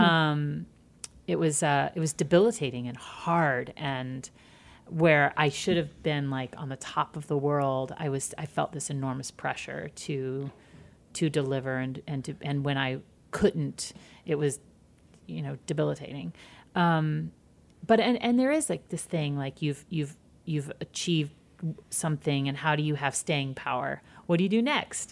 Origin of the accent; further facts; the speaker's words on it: Georgia, United States; moved away; also born or lived in Michigan; I grew up in Georgia and small towns in Georgia and then moved to suburbs of Michigan.